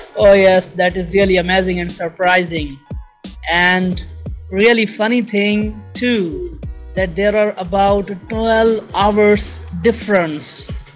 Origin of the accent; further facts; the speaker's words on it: Pakistan; first language Sindhi; English is a second language; I'm from Pakistan, a South Asian country